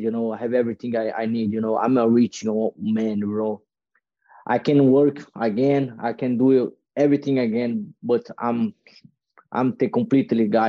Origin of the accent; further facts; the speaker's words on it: Copacabana, north of Rio, Rio de Janeiro, Brazil; English is a second language; moved away; I moved to like a uh, North Rio, is a small city with a thirty thousand people